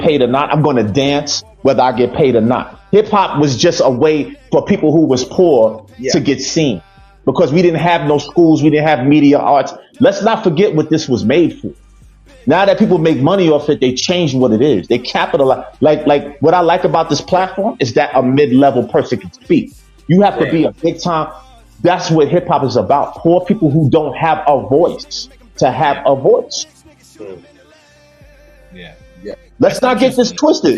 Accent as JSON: {"language": "English", "town": "New York City", "region": "New York", "country": "United States", "said": "I'm from Queens."}